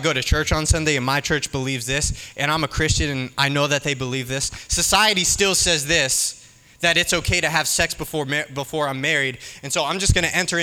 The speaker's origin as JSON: {"language": "English", "town": "Pittsburgh", "region": "Pennsylvania", "country": "United States", "said": "I'm from Pittsburgh"}